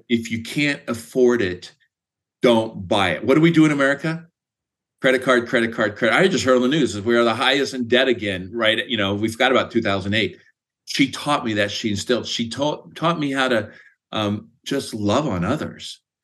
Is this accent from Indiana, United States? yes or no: yes; Speedway, Indiana, United States; moved away as an adult; also born or lived in Greencastle, Indiana / Washington State; now in Phoenix, United States; I currently live in Phoenix, and I grew up in Speedway, Indiana